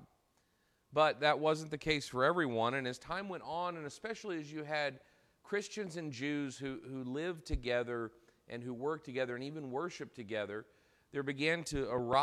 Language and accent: English; United States